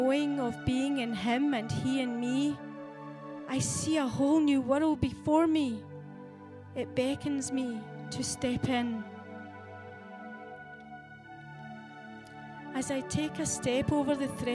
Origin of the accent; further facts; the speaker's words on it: Scotland, United Kingdom; I have embraced my heritage as a Scottish lassie